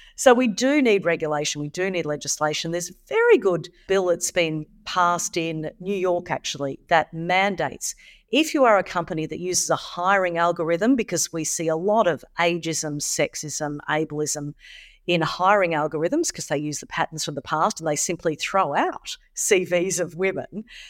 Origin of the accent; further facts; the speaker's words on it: Australia; Here in Australia